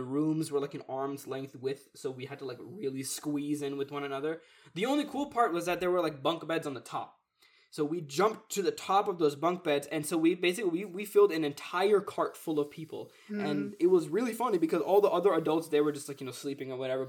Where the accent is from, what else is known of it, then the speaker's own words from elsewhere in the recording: Pakistan; no, I'm from Pakistan."